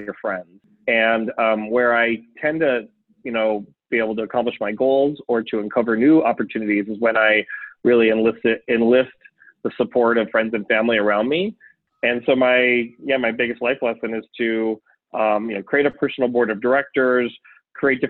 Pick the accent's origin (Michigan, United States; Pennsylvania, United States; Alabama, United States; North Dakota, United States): North Dakota, United States; Mandan; now in Pacifica, United States; I'm born and raised in North Dakota, now living in Pacifica, California